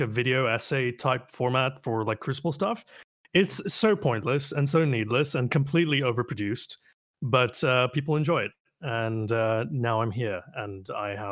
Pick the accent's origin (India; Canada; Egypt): Canada; I am Canadian